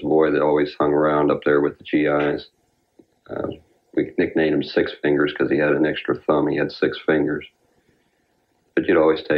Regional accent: Pennsylvania, United States; I was from Pennsylvania.

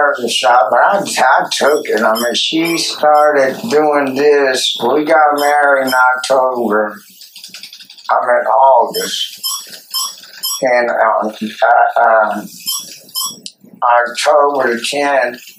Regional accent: Sylvester, Georgia, United States; I'm from Sylvester, Georgia. We ride horses, go to church, sneak a little beer

